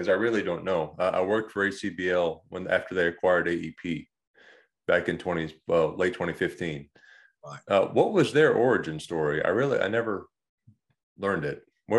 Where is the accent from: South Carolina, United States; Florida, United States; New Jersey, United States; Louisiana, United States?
Louisiana, United States; New Orleans; I grew up in New Orleans